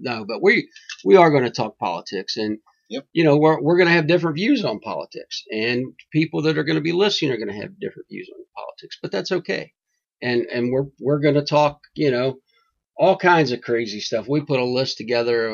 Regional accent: Kentucky, United States; moved away; I did come from God's country, Kentucky

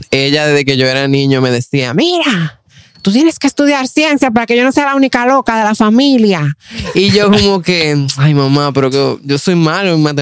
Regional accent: Santo Domingo, Distrito Nacional, Dominican Republic; yo tengo 28 años, soy de Santo Domingo, República Dominicana, estudio todavía biología en la Universidad Autónoma de Santo Domingo.

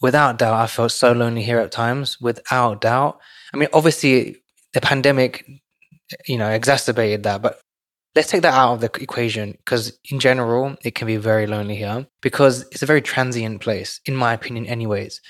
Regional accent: London, United Kingdom; moved away; I grew up in London, so I grew up with a community.

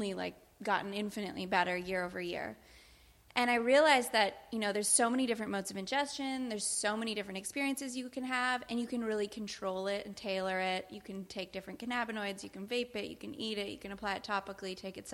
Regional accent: Canada; I am Canadian

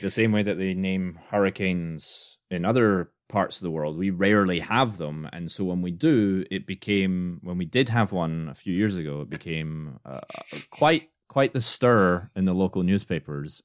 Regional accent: Scotland, United Kingdom; now in United States; I'm Scottish.

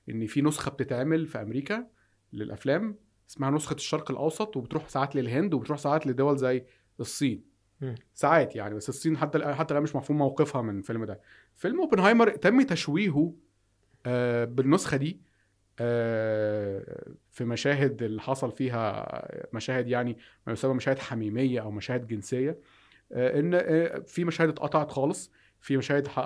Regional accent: Egypt; احنا دايما في مصر كان عندنا الرقيب فنان

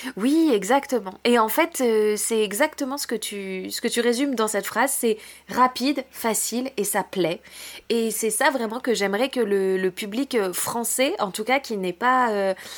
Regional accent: France; chez nous en France

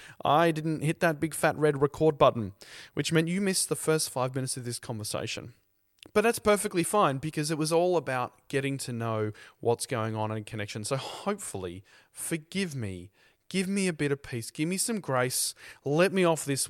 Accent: Melbourne, Victoria, Australia; I'm from Melbourne

